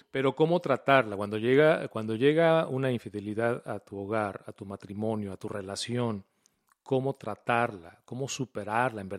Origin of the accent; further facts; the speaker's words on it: Mexico; Yo soy un hombre mexicano.